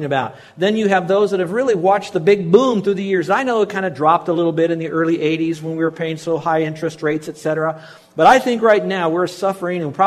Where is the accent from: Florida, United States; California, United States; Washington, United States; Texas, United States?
Florida, United States; Miami; We grew up in Miami